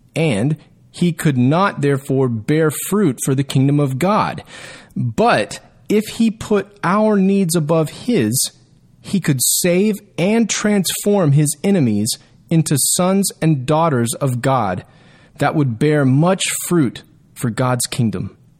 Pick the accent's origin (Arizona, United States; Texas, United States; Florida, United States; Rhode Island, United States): Texas, United States; my rights as a Texan